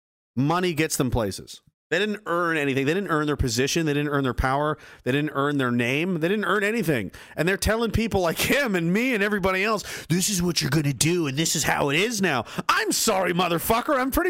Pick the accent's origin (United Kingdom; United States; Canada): Canada; And that's what we were fucking supposed to be as Canadian you know, men or people.